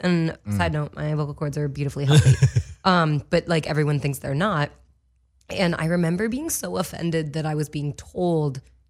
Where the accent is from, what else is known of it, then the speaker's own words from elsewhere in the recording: Kansas City, Missouri, United States; Kansas City.